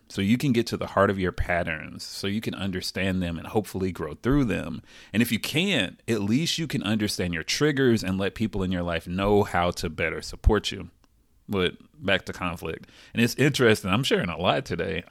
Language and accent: English; the South, United States; I'm from the South